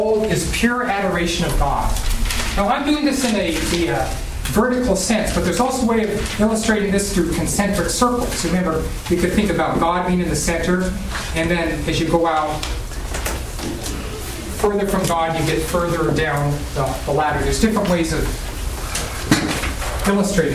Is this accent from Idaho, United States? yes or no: yes; Idaho, United States; moved away; also born or lived in Portugal; When I was in Idaho, my home state